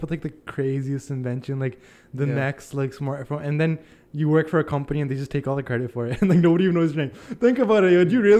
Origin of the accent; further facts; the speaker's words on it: Canada; I'm Canadian